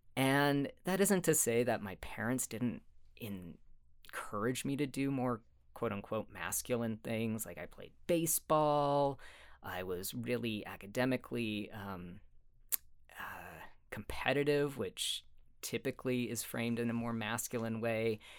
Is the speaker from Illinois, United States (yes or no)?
no; Sandy, Utah, United States; also born or lived in Cottonwood Heights, Utah; I did grow up in Utah. I was born in Sandy. Um, hmm. grew up there and in Cottonwood Heights